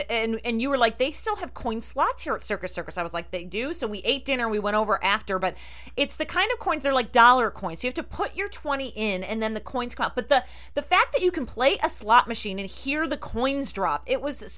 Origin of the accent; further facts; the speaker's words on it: Rochester, New York, United States; growing up in the Rochester area and my family being from New Jersey, we used to go to Atlantic City all the time.